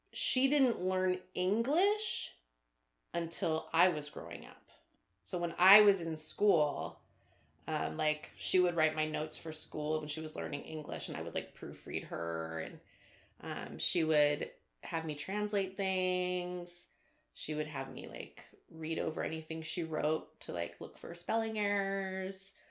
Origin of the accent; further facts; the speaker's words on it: Arizona, United States; I was born in the United States. I was born in Arizona